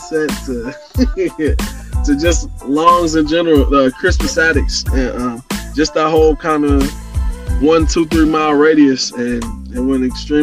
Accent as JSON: {"language": "English", "town": "Indianapolis", "region": "Indiana", "country": "United States", "tie": "born or raised there", "said": "growing up, actually, both sides of West Side in Hallville, and then Martindale, Brightwood, Baltimore"}